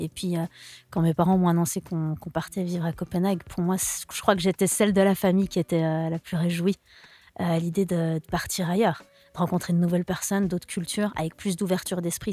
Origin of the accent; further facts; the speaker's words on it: Lausanne, Vaud, Switzerland; first language French; je suis de Lausanne